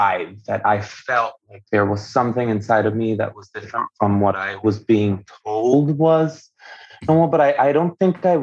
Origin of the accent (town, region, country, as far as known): Venezuela; born or raised there; first language Spanish; English is a second language; also born or lived in Miami; now in Atlanta, United States